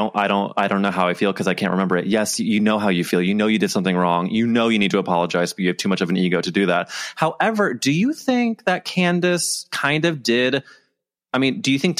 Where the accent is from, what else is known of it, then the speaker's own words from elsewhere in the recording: St. Louis, Missouri, United States; I'm from St. Louis, where, you know, Andy's from. And so like my parents know his parents.